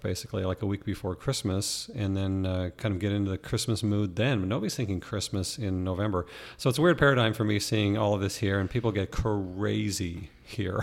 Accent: Canada; now in Arizona, United States; growing up in Canada

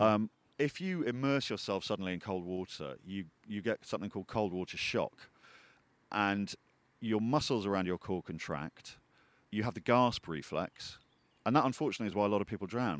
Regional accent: Peak District, East Midlands, United Kingdom; I was born in the Peak District

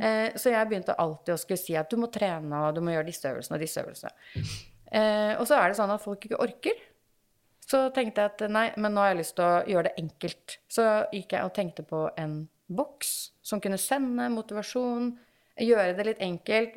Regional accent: Kolbotn, Akershus, Norway; now in Åsgårdstrand, Norway; Som du sa, så bor jeg jo i Åsgårdstrand, eh, selv om jeg er fra Kolbotn

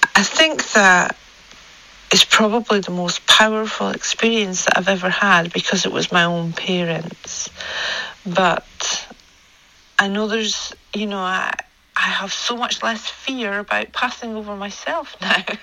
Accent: Scotland, United Kingdom; accent: Scottish; my Scottish accent

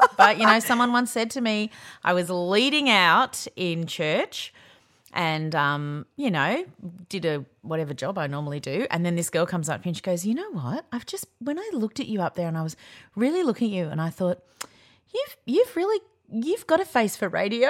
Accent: Yarra Valley, Victoria, Australia; I grew up in the Yarra Valley

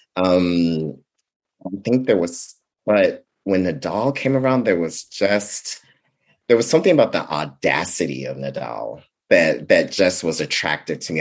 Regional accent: Vallejo, California, United States; I grew up in Vallejo, California.

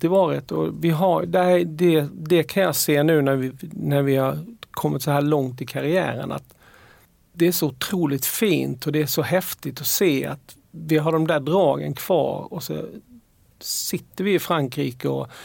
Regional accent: Halland County, Sweden; Men sen har vi fortfarande, vi är fortfarande från Harplinge och från Åled och från Simlångsdalen.

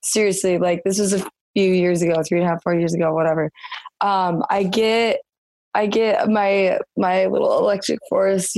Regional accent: Michigan, United States; born or raised there

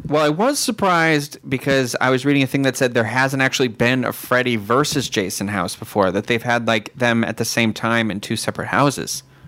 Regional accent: Massachusetts, United States; moved away; I'm from Massachusetts

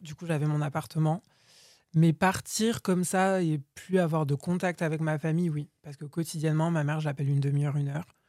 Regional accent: Boudy-de-Beauregard, Nouvelle-Aquitaine, France; moved away as an adult; also born or lived in Bordeaux; je suis né dans le Lot-et-Garonne, à Boudy de Beauregard. Euh, du coup, j'ai grandi là-bas

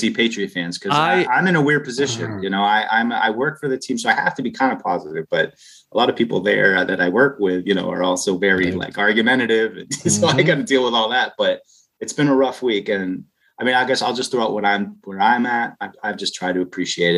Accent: New England, United States; moved away as an adult; also born or lived in California / Los Angeles; I grew up around here in New England, and then I lived in California for 18 years, and then I moved back the last 4 or 5 years.

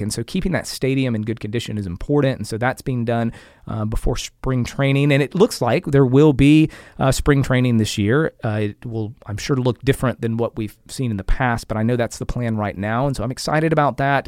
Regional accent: Bartow, Florida, United States; moved away as an adult; now in Lakeland, United States; I'm a Lakeland, proud Lakeland resident, but, um, I hail from Bartow, and, and Mister Dixon went to Union Academy. I went to Union Academy as well

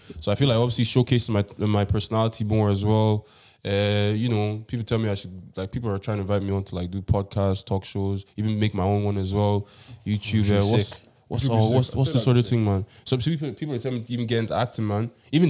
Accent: Wexford, Leinster, Ireland; I don't even know how to do it. Like, I'm from Wexf

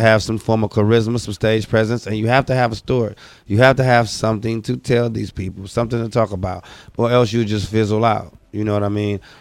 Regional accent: Oakland, California, United States; I'm from Oakland, California

